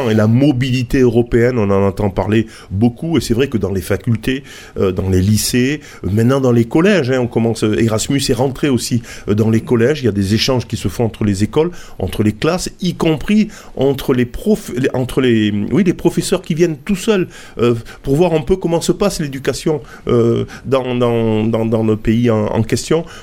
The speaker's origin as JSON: {"language": "French", "country": "Spain", "accent": "Spanish", "second_language": "French", "said": "Alors, Jaime et Celia, ben oui, rien qu'avec mon accent, vous avez compris que, eh ben, on, on va parler d'Espagne."}